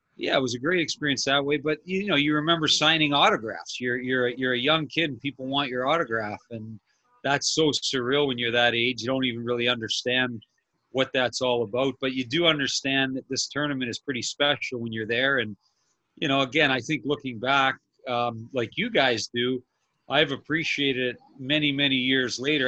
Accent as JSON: {"language": "English", "town": "Toronto", "region": "Ontario", "country": "Canada", "tie": "born or raised there", "also_born_or_lived": "Windsor, Ontario / Arizona", "moved": "yes", "said": "we moved up to Toronto, and I uh, I grew up there downtown, basically Dufferin and Bloor area"}